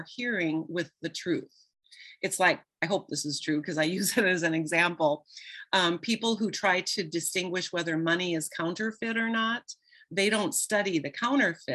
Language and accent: English; Midwest, United States; And I grew up in the Midwest in a small town.